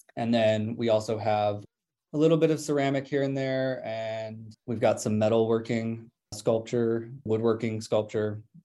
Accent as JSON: {"language": "English", "region": "Georgia", "country": "United States", "tie": "born or raised there", "said": "I grew up in Georgia in a conservative religious household"}